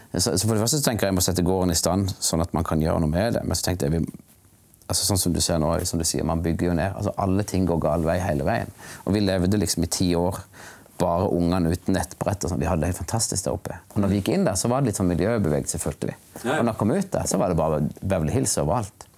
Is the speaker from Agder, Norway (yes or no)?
yes; Kristiansand, Agder, Norway; also born or lived in New York; now in Gyland, Norway; jeg vokste opp i Kristiansand